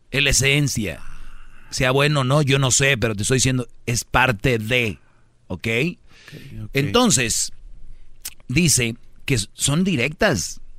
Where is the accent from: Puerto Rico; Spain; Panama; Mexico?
Mexico; Monterrey, Nuevo León; Soy de Monterrey, de ahí es la Huarcán.